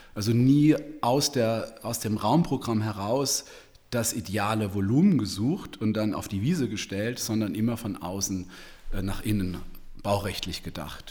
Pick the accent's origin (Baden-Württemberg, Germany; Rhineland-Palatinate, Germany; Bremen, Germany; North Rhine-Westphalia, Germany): Baden-Württemberg, Germany; Heidelberg; ich kenne in Heidelberg, wo ich herkomme, ähm, Villengebiete